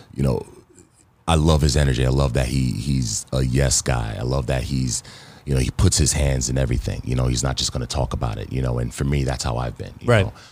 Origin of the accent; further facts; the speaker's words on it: New York City, New York, United States; also born or lived in Baldwin, New York; I'm from Queens.